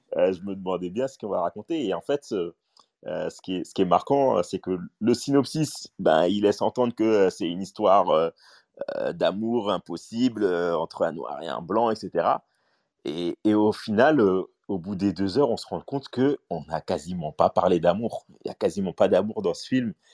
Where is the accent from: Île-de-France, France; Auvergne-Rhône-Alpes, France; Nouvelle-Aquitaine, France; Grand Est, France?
Île-de-France, France; Paris; moi, j'ai grandi à Stalingrad dans le 19e